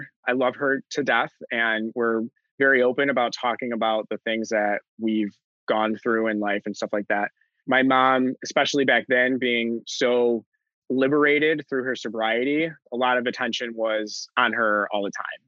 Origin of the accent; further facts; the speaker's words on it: Buffalo, New York, United States; I'm born and raised in Buffalo